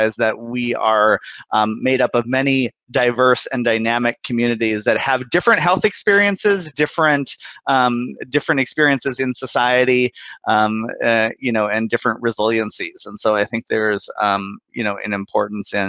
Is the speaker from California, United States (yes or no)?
no; Bismarck, North Dakota, United States; moved away; I'm originally from Bismarck, North Dakota. I grew up in a really, you know, conservative part of the country